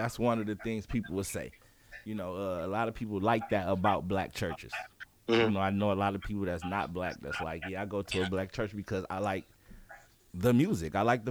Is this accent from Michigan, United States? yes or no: yes; Detroit, Michigan, United States; I'm from Detroit